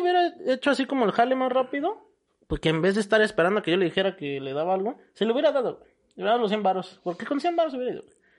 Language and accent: Spanish; Mexico; cómo somos los mexicanos.